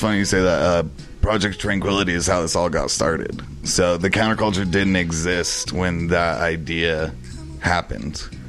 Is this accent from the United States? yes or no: yes; El Paso, Texas, United States; moved away; where I grew up, how I grew up in El Paso, Texas, we treat each other with genuine respect